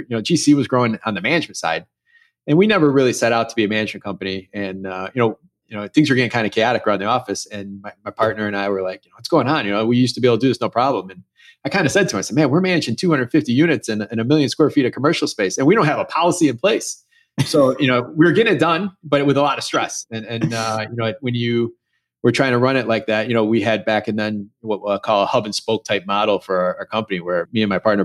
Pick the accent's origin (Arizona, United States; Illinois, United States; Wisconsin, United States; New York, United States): Illinois, United States; Chicago; I grew up, born and raised in Chicago in the suburbs